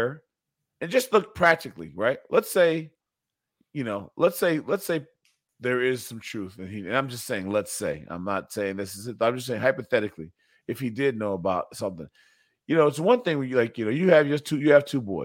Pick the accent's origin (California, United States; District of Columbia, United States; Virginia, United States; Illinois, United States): Illinois, United States; Evanston; I'm from Evanston